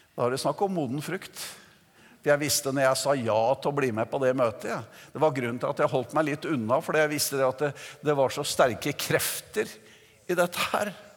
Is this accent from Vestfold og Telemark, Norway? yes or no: yes; Notodden, Vestfold og Telemark, Norway; Jeg kom jo fra Notodden og oppvokste i Metodistkirken